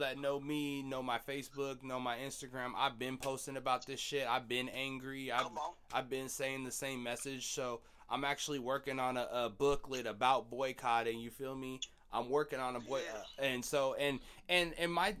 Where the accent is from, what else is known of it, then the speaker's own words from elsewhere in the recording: Seattle, Washington, United States; I'm from Beacon Hill, but, you know, I live up north